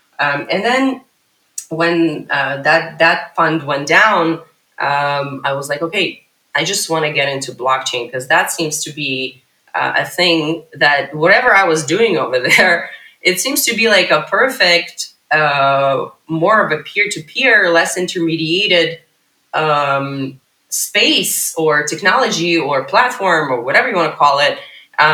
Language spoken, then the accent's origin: English; Ukraine; also born or lived in United States; now in Israel; I moved to Israel when I was 21 from the U.S. Although I'm originally from Ukraine, but I moved from the U.S. to Israel in 2005.